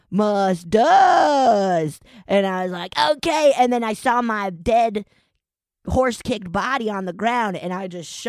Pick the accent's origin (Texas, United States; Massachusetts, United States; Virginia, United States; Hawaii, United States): Texas, United States; I am. I'm from Texas